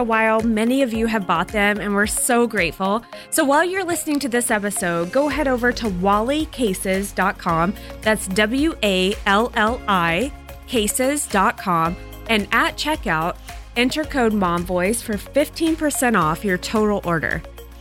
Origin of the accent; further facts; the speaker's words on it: Texas, United States; I'm from Texas